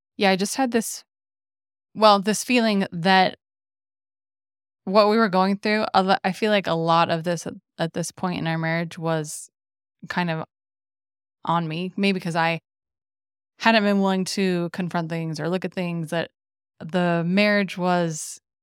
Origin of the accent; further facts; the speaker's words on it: Gilbert, Arizona, United States; I'd lived in a suburb of the Phoenix area in Gilbert mm, basically my entire life